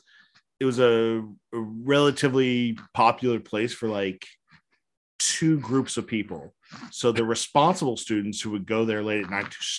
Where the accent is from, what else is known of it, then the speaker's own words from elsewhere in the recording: Mesquite, Texas, United States; I grew up in Mesquite, Texas.